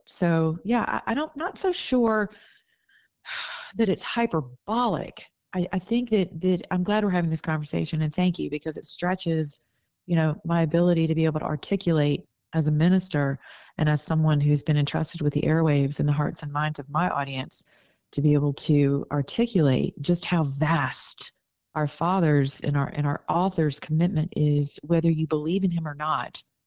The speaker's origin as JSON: {"language": "English", "region": "the South", "country": "United States", "said": "I'm from the South"}